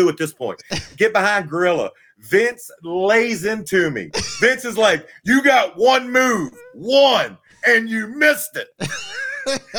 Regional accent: Virginia, United States; I grew up in Virginia, and I watched Crockett Promotions

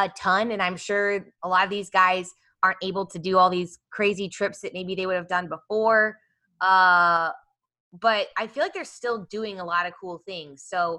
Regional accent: Kansas City, Missouri, United States; I grew up in Kansas City, and so my best friend growing up had a horse, and she did barrel racing as well at the American Royal.

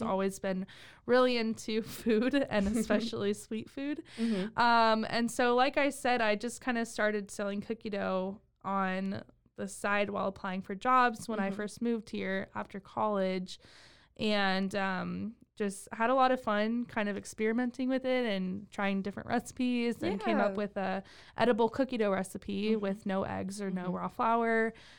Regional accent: Temple, Texas, United States; So I grew up actually in Temple. I lived there for a big portion of my life

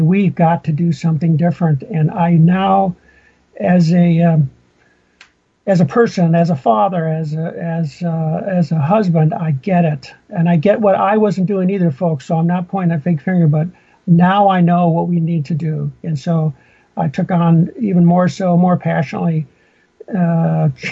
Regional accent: Minnesota, United States; moved away; I grew up in Minnesota

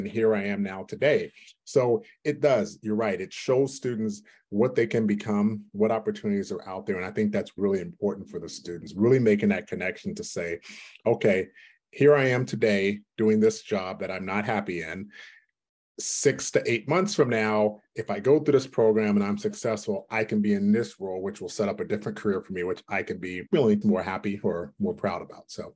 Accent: East Bay, California, United States; where we grew up in the East Bay at the time, back in the mid 80s

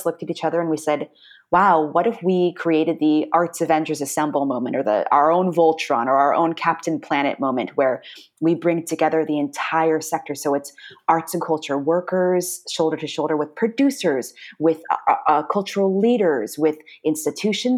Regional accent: Orange County, Southern California, United States; moved away as an adult; also born or lived in New York City; I'm from Southern California. I was raised in Orange County

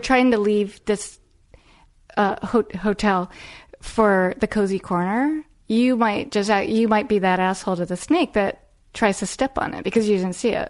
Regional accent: Arlington, Virginia, United States; I grew up in Arlington, Virginia

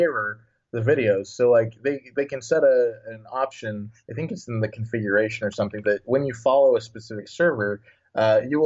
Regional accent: Illinois, United States; moved away as an adult; now in San Francisco, United States; I'm from the American Midwest. I grew up in Illinois, and I've been there for most of my life

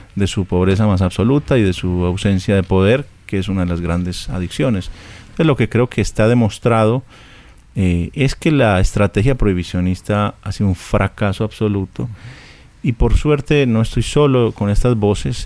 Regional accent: Colombia

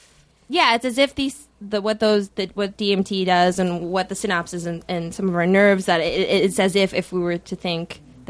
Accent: Minnesota, United States; also born or lived in Washington, D.C.; I'm from Minnesota.

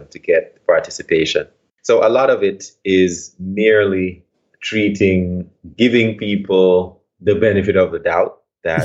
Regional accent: Port Antonio, Portland, Jamaica; moved away; I'm from Port Antonio in Jamaica, a place called Bound Brook, which is near the town of Port Antonio.

